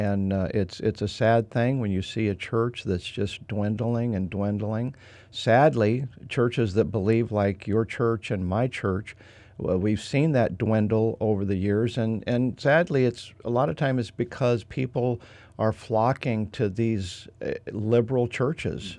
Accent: Idaho, United States; moved away as an adult; I'm from Idaho. I mean, I'm a different culture, and I speak different

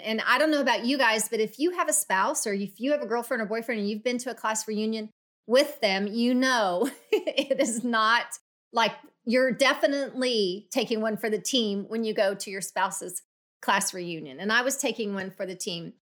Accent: Oklahoma City, Oklahoma, United States; moved away; I grew up in Oklahoma City

